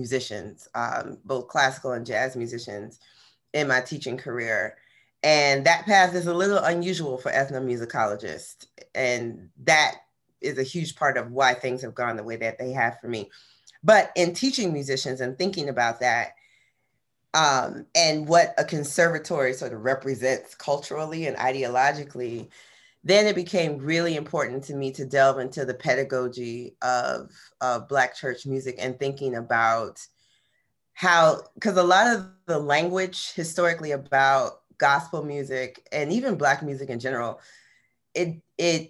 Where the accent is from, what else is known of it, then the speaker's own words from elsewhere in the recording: West Palm Beach, Florida, United States; my hometown of West Palm Beach, Florida